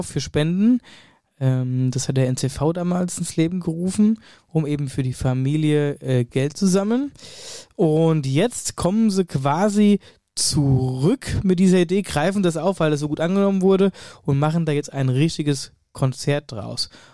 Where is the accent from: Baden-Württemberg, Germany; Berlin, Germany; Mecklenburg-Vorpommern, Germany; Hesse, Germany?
Hesse, Germany; Wöllstadt; meiner Heimatregion Wölfstadt